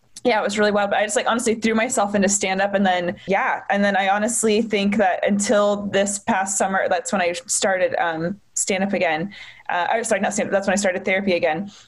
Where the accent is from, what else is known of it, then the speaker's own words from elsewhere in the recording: Charlotte, North Carolina, United States; I'm from Charlotte